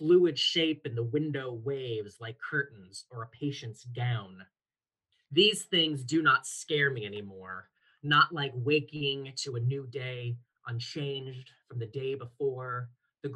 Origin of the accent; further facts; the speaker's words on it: Toledo, Ohio, United States; I grew up in Toledo, Ohio. So basically right on Lake Erie.